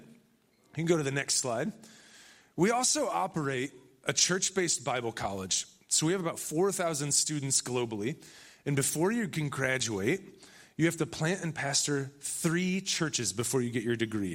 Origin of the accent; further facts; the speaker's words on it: Benton Harbor, Michigan, United States; moved away; also born or lived in Chicago; I'm really from Michigan